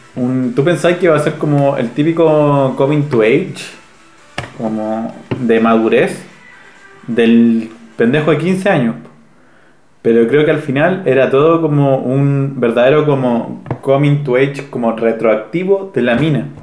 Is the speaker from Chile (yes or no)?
yes; Chile; me dijo, ¿vos sos de Chile? dije, sí